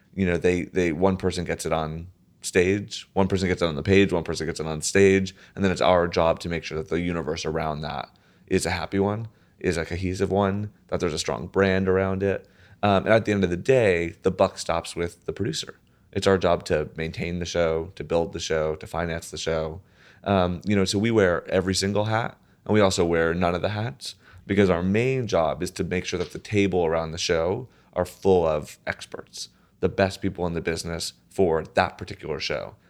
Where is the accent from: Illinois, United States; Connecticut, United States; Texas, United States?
Connecticut, United States; right outside of New Haven; I grew up right outside of New Haven, uh, Connecticut.